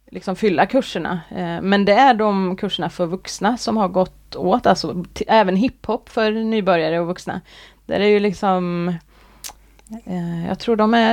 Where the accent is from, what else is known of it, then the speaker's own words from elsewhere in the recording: Värmland, Sweden; also born or lived in Gothenburg; now in Kungälv, Sweden; Jag är från Värmland.